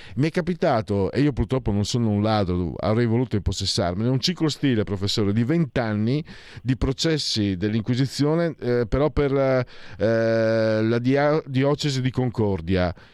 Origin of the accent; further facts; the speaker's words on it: Friuli-Venezia Giulia, Italy; Io vengo dal Friuli, una regione che ha vissuto la, in miseria fino a quaranta, cinquanta anni fa